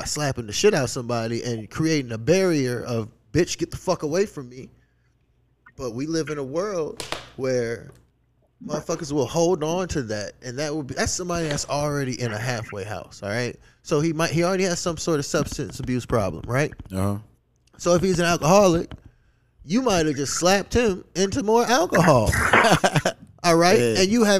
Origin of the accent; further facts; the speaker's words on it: the South, United States; like, I'm from the South.